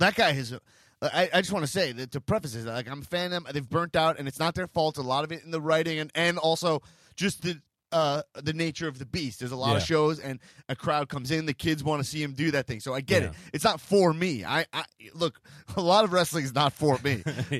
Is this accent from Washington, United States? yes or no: no; New York City, New York, United States; I'm a New Yorker. I love it.